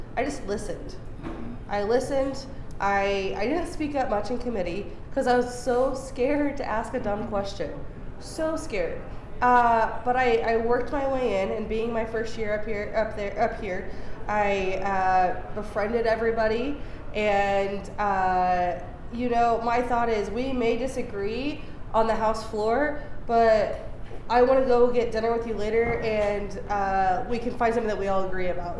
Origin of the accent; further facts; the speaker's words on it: United States; I love my hometown. I love Barton County.